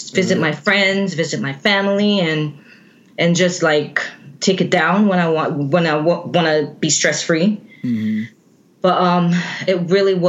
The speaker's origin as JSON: {"language": "English", "country": "Jamaica", "tie": "born or raised there", "moved": "yes", "lives_now": "United States", "said": "Born and raised in Jamaica."}